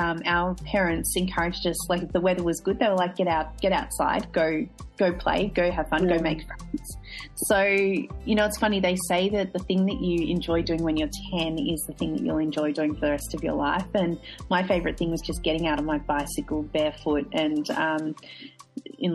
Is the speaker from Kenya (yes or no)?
no; Australia; So it was, a very stereotypical, I suppose, Australian suburban